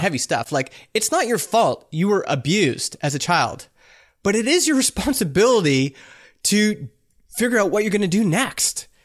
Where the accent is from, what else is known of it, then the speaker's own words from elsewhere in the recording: Canada; I'm Canadian